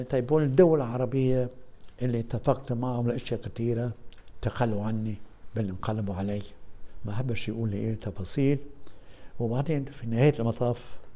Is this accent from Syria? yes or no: no; Egypt; انا في الاخر اقولها بصراحه مصري اكثر من انا مصري اكثر مني عربي